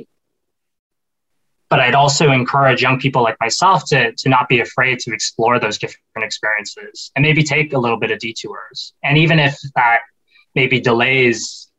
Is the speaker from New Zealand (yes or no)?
no; Canada; growing up in Canada